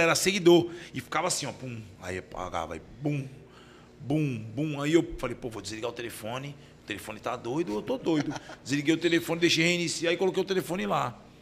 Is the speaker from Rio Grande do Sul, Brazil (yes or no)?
no; Baixada Santista, São Paulo, Brazil; eu sou da Baixada